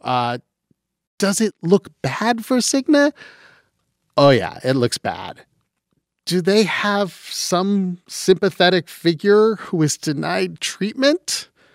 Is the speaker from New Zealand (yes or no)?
no; London, Ontario, Canada; moved away; we are both Canadians who walk among you. I'm from London, Ontario.